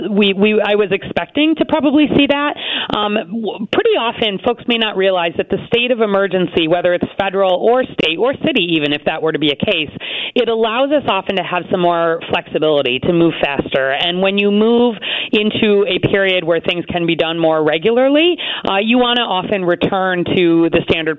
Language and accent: English; Chicago, Illinois, United States; I'm a Chicagoan